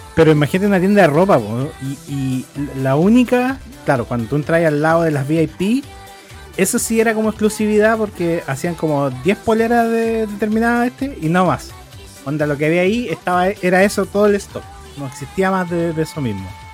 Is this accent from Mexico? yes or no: no; Chile; harta gente me reconoció como chileno